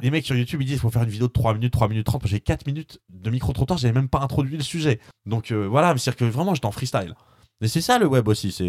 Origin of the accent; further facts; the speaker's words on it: France; je suis un pur français franchouillard